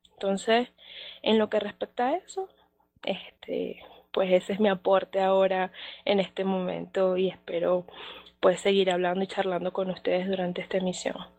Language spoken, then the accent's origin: Spanish; Venezuela; now in Mexico City, Mexico; yo soy de Venezuela, actualmente estoy radicada acá en Ciudad de México